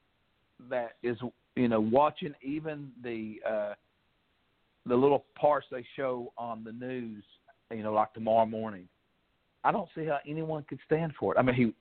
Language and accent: English; Kentucky, United States; I'm from Kentucky. I'm from the billion-dollar coal fields, what they called it. And my family were coal miners